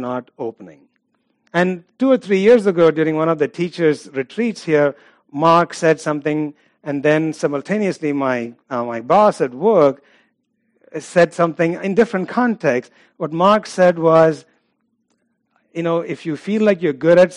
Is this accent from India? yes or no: yes; India; I'm from India, it's Hinduism